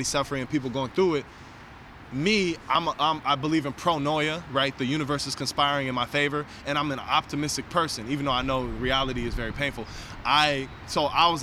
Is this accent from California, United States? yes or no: yes; San Francisco, California, United States; born or raised there